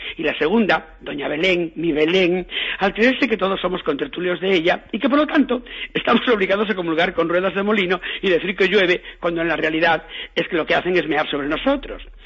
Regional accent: Galicia, Spain; en mi tierra, yo que soy gallego

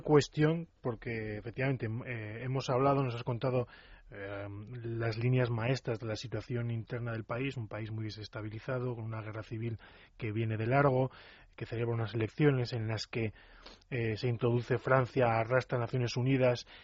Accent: Navarre, Spain; yo también soy navarro

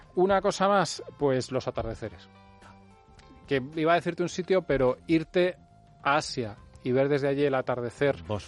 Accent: Spain; soy español

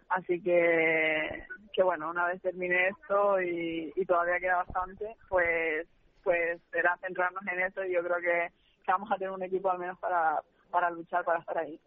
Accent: Canary Islands, Spain; accent: Canarian; moved away; me vuelve otra vez el acento canario muchísimo

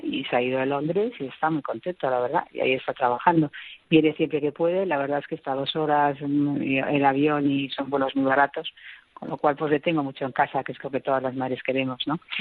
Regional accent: Madrid, Community of Madrid, Spain; como ciudadanas, como madrileñas, como vecinas de esta gran ciudad

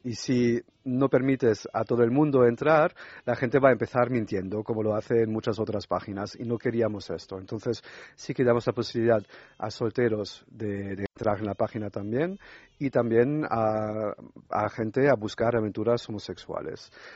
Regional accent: France; Spanish is a second language; moved away; yo soy francés también

